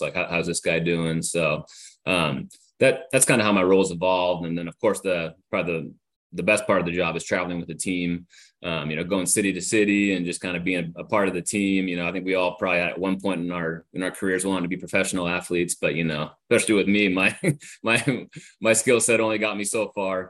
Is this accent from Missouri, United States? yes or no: no; Northern California, United States; I grew up in Northern California, but my parents are from San Diego